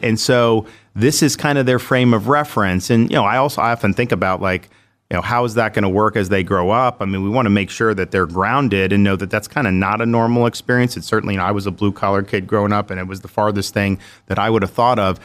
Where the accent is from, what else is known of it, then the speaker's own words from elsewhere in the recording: Dunedin, Florida, United States; also born or lived in Jacksonville, Florida / Orlando, Florida; I grew up in Dunedin, Florida, which is in Pinellas County, the Tampa, Saint Pete area.